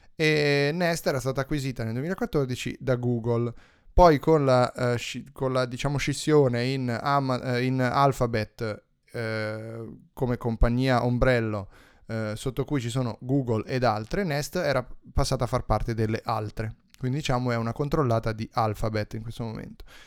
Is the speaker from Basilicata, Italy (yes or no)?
no; Tuscany, Italy; dalle mie parti